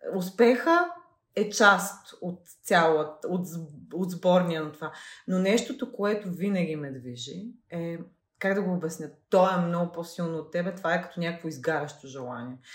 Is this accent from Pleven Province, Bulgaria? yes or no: no; Veliko Tarnovo, Veliko Tarnovo Province, Bulgaria; като дете, което е от малък град, аз съм от Велико Търново